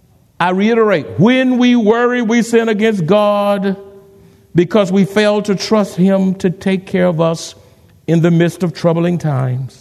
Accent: Houston, Texas, United States; now in San Antonio, United States; I'm not from San Antonio. I'm in Houston

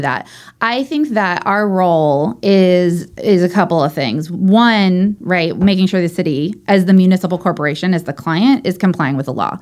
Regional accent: Orange County, California, United States; moved away as an adult; also born or lived in Long Beach; now in San Diego, United States; I grew up in Orange County.

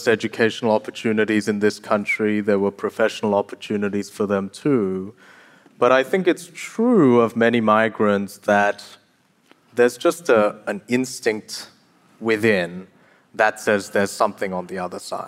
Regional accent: South Korea; moved away; I was born in South Korea

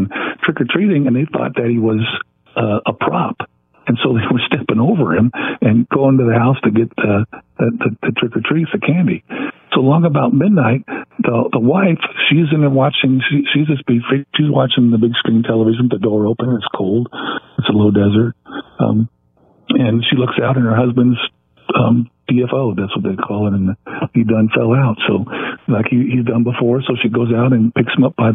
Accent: Ontario, California, United States; the house I grew up in Ontario

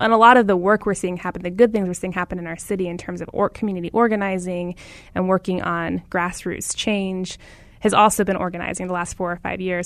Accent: Phoenix, Arizona, United States; I grew up in Phoenix, very aware of our racial story.

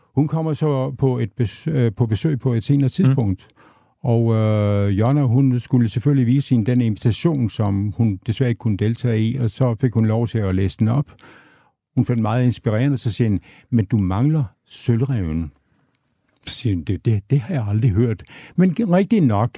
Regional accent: Aabenraa, Southern Denmark, Denmark; jeg er født og opvokset i, i Åben Rå

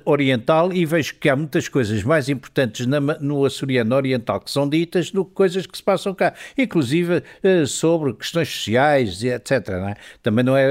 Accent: mainland Portugal, Portugal; eu não sou madeirense

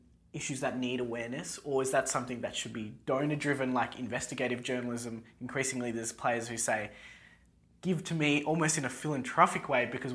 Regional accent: Australia; Coming from a country with like strict gun laws

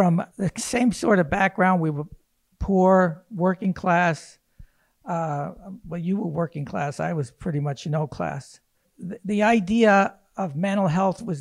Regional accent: Hoboken, New Jersey, United States; I'm from Hoboken

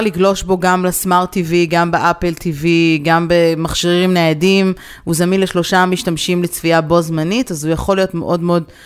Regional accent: Israel; moved away; בתור ישראלים שכרגע נמצאים בחו"ל

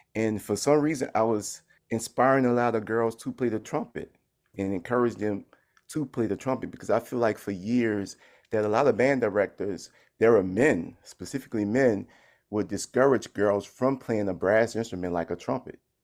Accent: New Orleans, Louisiana, United States; growing up in New Orleans, where I come from a musical family

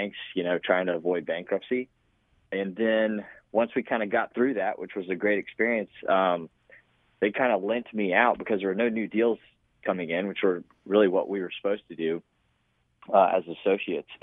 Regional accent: Lawrenceville, Georgia, United States; also born or lived in Columbia, South Carolina; I grew up in Lawrenceville. So I was born in Columbia, South Carolina.

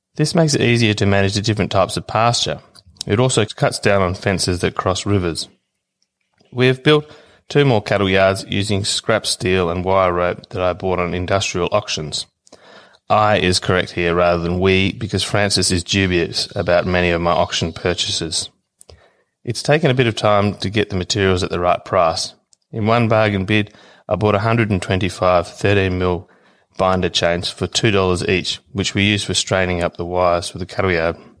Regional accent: Australia; I'm from Willeen Station

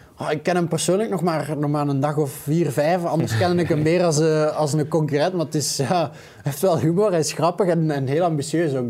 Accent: Flanders, Belgium; als zelf Vlaming

